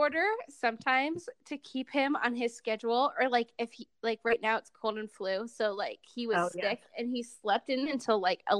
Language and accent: English; Cleveland, Ohio, United States; now in Utah, United States; I'm from Cleveland